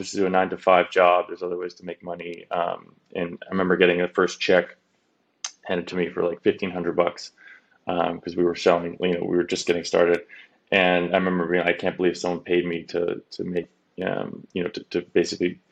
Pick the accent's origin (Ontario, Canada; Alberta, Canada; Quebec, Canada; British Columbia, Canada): British Columbia, Canada; Vancouver; moved away as an adult; also born or lived in Los Angeles / San Francisco; I grew up in Vancouver, Canada, which, you know, at 18, I made the bold decision to go to school in America